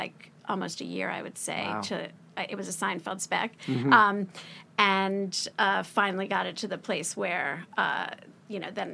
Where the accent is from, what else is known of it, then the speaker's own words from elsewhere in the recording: New York, United States; moved away as an adult; now in Los Angeles, United States; I'm from New York as well